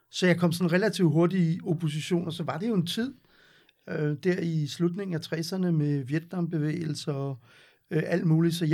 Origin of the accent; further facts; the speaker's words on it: Gentofte, Capital Region of Denmark, Denmark; Jeg, jeg kommer fra Vanget, og øh, gik i skole i Gentofte.